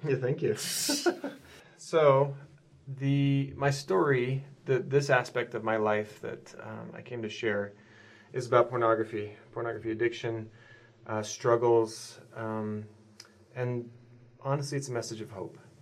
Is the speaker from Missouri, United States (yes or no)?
no; Southeast Idaho, United States; also born or lived in Brazil; now in Utah, United States; I grew up in Southeast Idaho